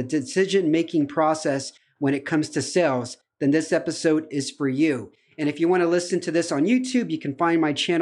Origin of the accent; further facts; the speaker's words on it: United States; moved away as an adult; now in Romania; I'm also an American expat living in Romania